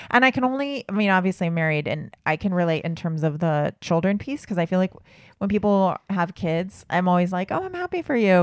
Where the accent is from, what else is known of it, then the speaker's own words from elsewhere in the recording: Southern California, United States; I grew up in Southern California